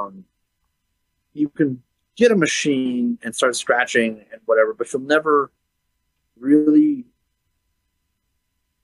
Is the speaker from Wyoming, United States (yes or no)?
yes; Wyoming, United States; moved away as an adult; also born or lived in Colorado; now in Denver, United States; I grew up in Wyoming